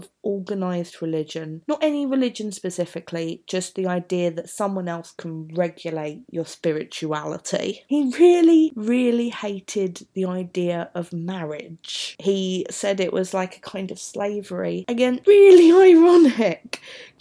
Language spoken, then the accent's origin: English; London, United Kingdom; As you can tell from my accent, I am from South London